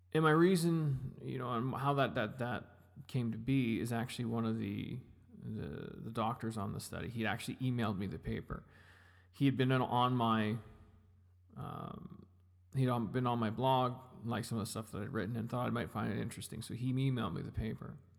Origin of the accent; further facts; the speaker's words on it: Kamloops, British Columbia, Canada; now in Edmonton, Canada; I grew up in Kamloops. I didn't grow up in Edmonton. I grew up in Kamloops. I grew up in British Columbia.